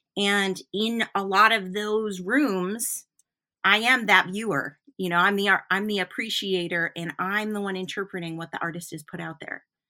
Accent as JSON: {"language": "English", "town": "Flint", "region": "Michigan", "country": "United States", "tie": "born or raised there", "moved": "yes", "lives_now": "Newport, Vermont, United States", "said": "I grew up in Flint, Michigan"}